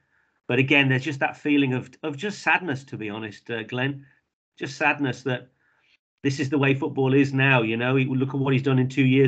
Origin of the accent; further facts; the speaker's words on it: Market Drayton, West Midlands, United Kingdom; also born or lived in Stafford / Africa / Thailand; now in Exeter, United Kingdom; I spent a few years living in Africa, but I grew up in Shropshire near Shrewsbury, Market Drayton, if you know Drayton.